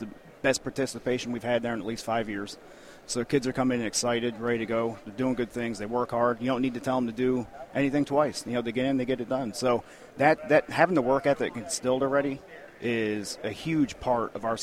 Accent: northeast Pennsylvania, United States; now in Texas, United States; it's where I'm from. Born and raised, northeast Pennsylvania, blue-collar, cement belt town.

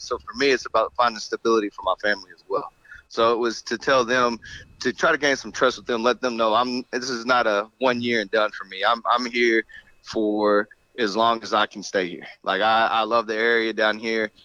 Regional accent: Rockdale, Texas, United States; moved away as an adult; also born or lived in DeSoto, Texas / Little Elm, Texas; I grew up in Rockdale, right outside of Austin. My parents still live there

